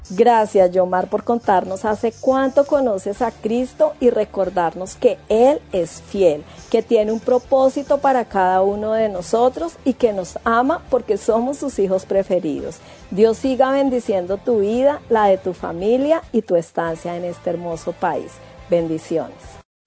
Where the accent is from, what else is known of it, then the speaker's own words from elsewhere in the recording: Colombia; also born or lived in Ecuador; now in Hamilton, New Zealand; Soy colombiana y vivo en Nueva Zelanda hace cuatro años y medio